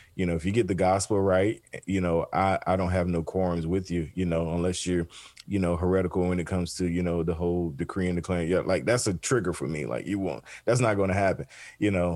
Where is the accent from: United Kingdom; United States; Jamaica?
United States; the South, Southeast; I grew up in the South, Southeast